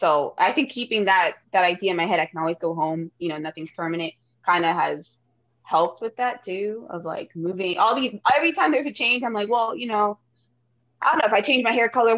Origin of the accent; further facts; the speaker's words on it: Florida, United States; also born or lived in Toronto; I always tell people, oh, I'm from Miami, blah, blah, blah. I'm really not. I'm actually of South Florida. Yeah. But we moved around there too. But I was born in Toronto. My mom's Cuban.